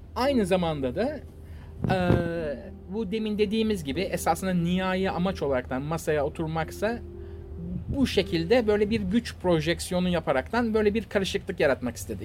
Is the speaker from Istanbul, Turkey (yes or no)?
yes; Istanbul, Turkey; biz İstanbullular olaraktan yani e, Rus gemilerine aşinayız